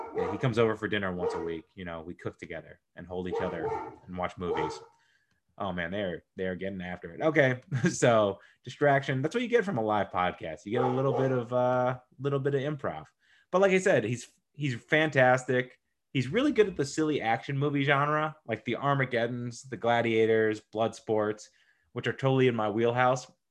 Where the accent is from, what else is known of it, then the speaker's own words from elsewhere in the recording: Newton, Massachusetts, United States; I'm from Newton